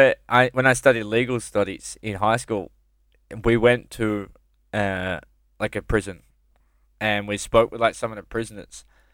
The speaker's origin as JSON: {"language": "English", "town": "Campbelltown", "region": "New South Wales", "country": "Australia", "lives_now": "Melbourne, Australia", "said": "so when we moved from Sydney, well, from Campbelltown to..."}